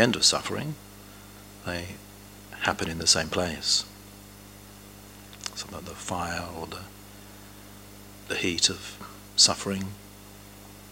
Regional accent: England, United Kingdom; Growing up in England

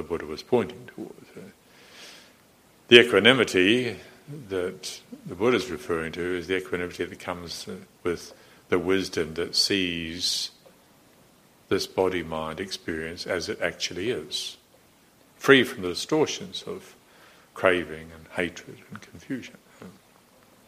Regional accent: Morrinsville, Waikato, New Zealand; I was brought up a Presbyterian in Moranesville in New Zealand

